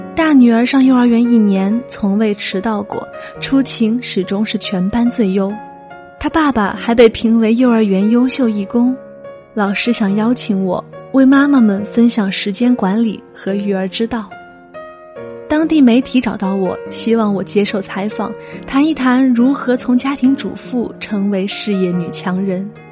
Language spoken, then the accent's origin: Chinese; Fujian, China; moved away as an adult; now in Guangzhou, China; 六年前，我从福建老家嫁至广州